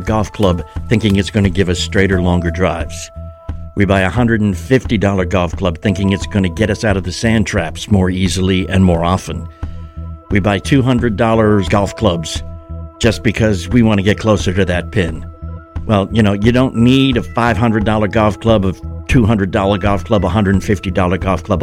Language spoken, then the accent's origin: English; Boston, Massachusetts, United States; moved away; I grew up in Boston